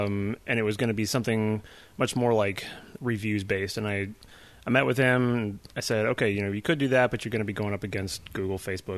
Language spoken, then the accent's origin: English; California, United States; now in Tacoma, United States; I'm actually from California